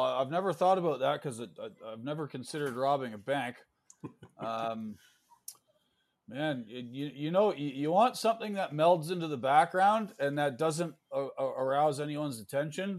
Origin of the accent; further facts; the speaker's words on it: Canada; moved away as an adult; also born or lived in New York State, United States; now in New York, United States; I'm Canadian, but uh, full disclosure, I live in the United States now. My wife's American